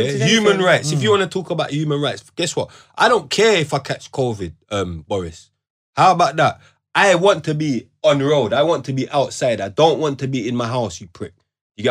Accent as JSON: {"language": "English", "country": "United Kingdom", "said": "We're British people"}